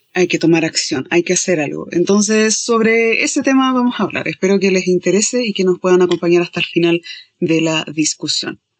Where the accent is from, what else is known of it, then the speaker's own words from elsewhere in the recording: Chile; somos de Chile